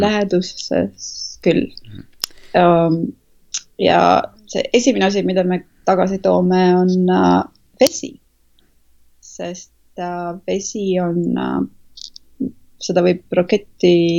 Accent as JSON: {"language": "Estonian", "country": "Estonia", "moved": "yes", "said": "ma olen eestlane"}